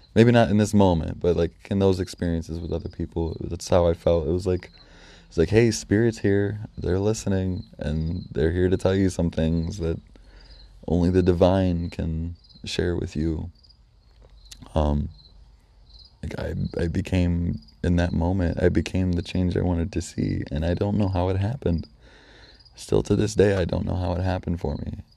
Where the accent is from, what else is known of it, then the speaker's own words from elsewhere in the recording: North Judson, Indiana, United States; I ended up moving out back to my hometown in North Judson